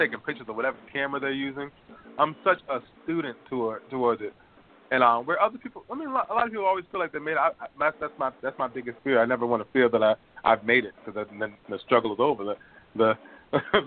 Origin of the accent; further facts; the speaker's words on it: Boston, Massachusetts, United States; now in Los Angeles, United States; I'm from Boston